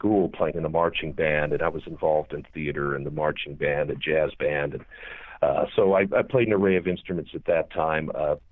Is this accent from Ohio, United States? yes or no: yes; Cleveland, Ohio, United States; also born or lived in Perrysville, Ohio; now in Oklahoma, United States; I grew up in Ohio, various parts, but I went to school around Cleveland and was born there.